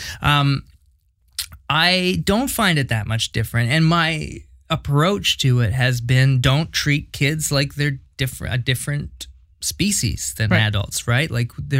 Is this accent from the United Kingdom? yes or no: no; Hamilton, Ontario, Canada; also born or lived in West Coast / Montreal; now in Ottawa, Canada; I grew up in Hamilton